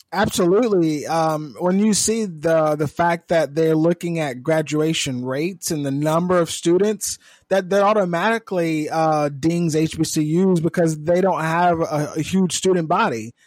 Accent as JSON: {"language": "English", "region": "California", "country": "United States", "said": "I'm from California"}